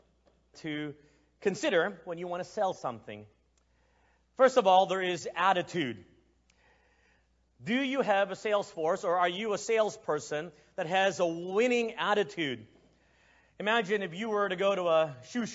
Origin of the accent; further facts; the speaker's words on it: Texas, United States; moved away as an adult; also born or lived in Philippines; now in Asia; I am ethnically Chinese, but I was born in the Philippines and I grew up in Texas